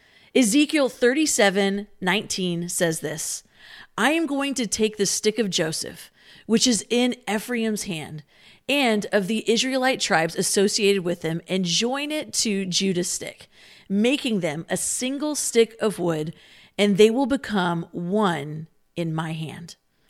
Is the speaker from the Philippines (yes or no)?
yes; Philippines; Growing up in the Philippines, I went to an international school